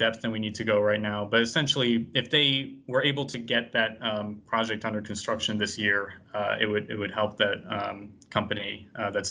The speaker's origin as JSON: {"language": "English", "town": "Boston", "region": "Massachusetts", "country": "United States", "said": "I'm from Boston"}